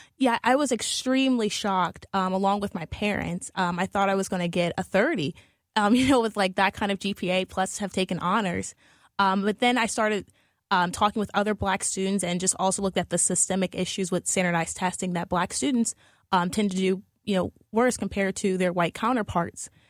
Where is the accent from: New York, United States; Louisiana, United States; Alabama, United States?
Louisiana, United States; New Orleans; moved away as an adult; now in St. Louis, United States; I'm originally from New Orleans